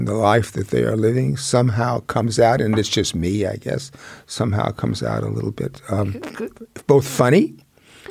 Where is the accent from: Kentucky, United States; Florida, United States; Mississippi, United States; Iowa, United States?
Mississippi, United States; Jackson; moved away; I grew up in Mississippi.